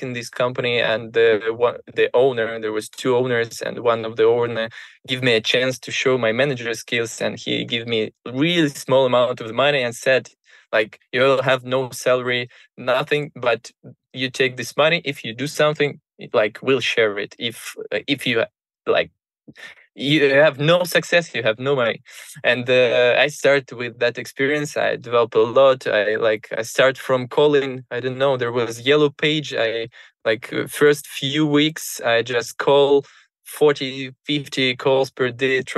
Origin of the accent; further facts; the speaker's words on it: Moscow, Russia; I grew up in Moscow